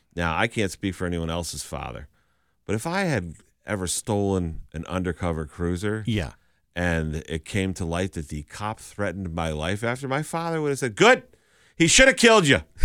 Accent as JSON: {"language": "English", "region": "Western Massachusetts", "country": "United States", "said": "I'm from Western Mass."}